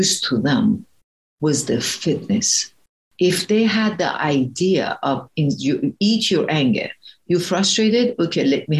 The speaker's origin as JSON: {"language": "English", "country": "Iran", "tie": "born or raised there", "second_language": "English", "moved": "yes", "said": "I was a very fat kid growing up, and I'm originally from Iran"}